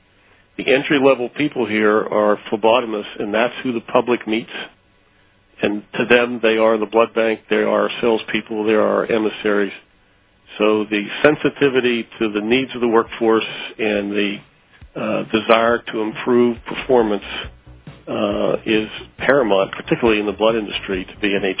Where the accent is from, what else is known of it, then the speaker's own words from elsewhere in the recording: Pittsburgh, Pennsylvania, United States; I was born and raised in Pittsburgh and lived here practically all my life